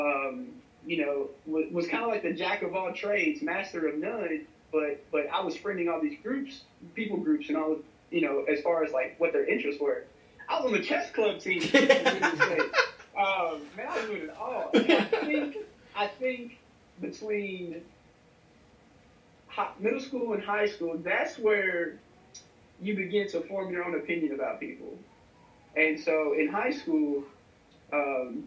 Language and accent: English; Bloomfield, Kentucky, United States; I grew up in Bloomfield, Kentucky, country, rural, just outside of bourbon capital of Kentucky, Bardstown